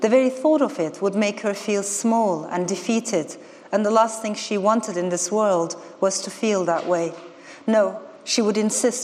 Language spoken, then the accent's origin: English; Ankara, Turkey; moved away; also born or lived in Strasbourg, France; This was my maternal grandmother's neighborhood in the middle of Ankara. I grew up without seeing my father, and I was raised by two women, my mother and my grandmother